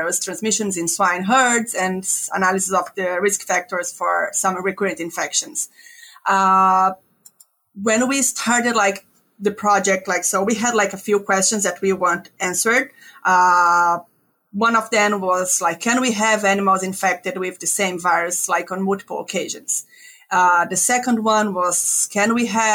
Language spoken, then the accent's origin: English; Brazil; moved away as an adult; also born or lived in Ontario, Canada; now in North Carolina, United States; I'm originally from Brazil, where I got my DVM.